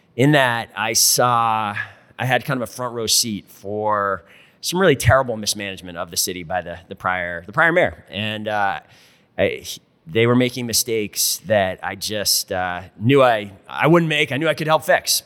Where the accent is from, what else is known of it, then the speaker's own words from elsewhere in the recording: rural Vermont, United States; also born or lived in Burlington, Vermont; I was born and raised in Vermont, but I was born and raised in rural Vermont